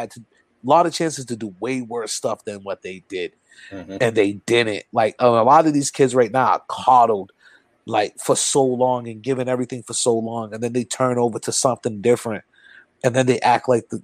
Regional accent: New Bedford, Massachusetts, United States; be accepted as a New Bedford brother, to be down South End

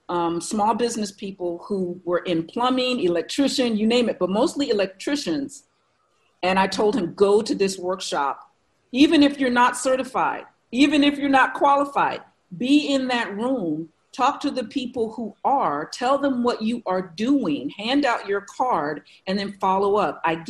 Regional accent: Maryland, United States; born there; I'm a military brat. I've been inside the government since birth. I was born on Andrews Air Force Base.

